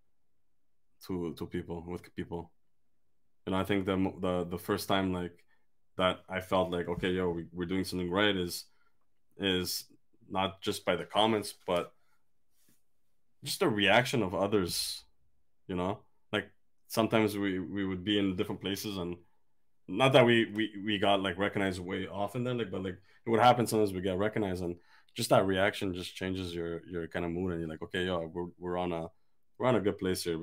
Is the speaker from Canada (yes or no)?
no; Armenia; English is a second language; I'm an Armenian guy